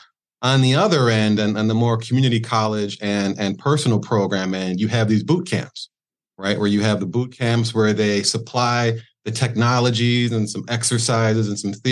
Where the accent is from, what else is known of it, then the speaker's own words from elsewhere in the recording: Milwaukee, Wisconsin, United States; now in Florida, United States; Originally from Milwaukee, Wisconsin. That's where I was born and bred